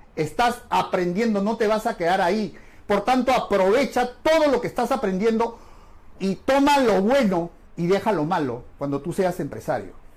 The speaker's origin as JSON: {"language": "Spanish", "region": "Lima", "country": "Peru", "said": "los que somos de acá de Perú, Lima"}